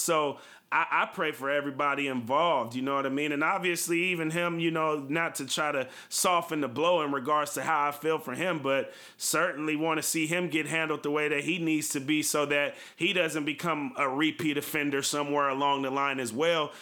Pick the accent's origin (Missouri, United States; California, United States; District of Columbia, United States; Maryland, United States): California, United States; Bay Area; you and I grew up in the Bay Area